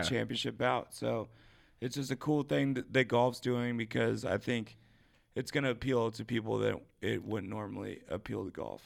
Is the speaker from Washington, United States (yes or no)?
yes; Washington, United States; Washington State, um, my home state.